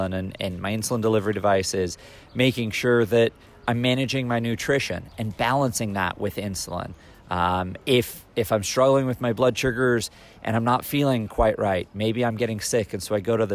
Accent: California, United States; now in Indianapolis, United States; with me being a Californian Hoosier and living in Indianapolis now

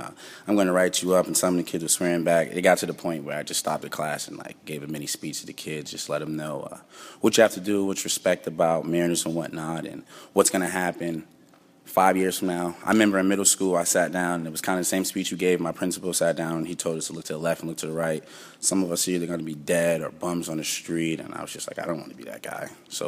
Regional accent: Boston, Massachusetts, United States; I'm from Boston, Massachusetts, and I play running back.

